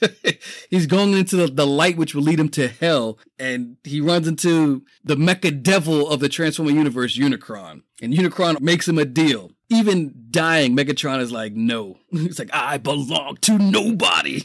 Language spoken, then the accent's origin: English; New York City, New York, United States; I grew up poor in the Bronx